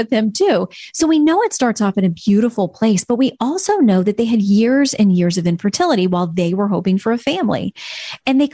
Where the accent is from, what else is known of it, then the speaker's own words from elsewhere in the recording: Florida, United States; down in Florida, my home state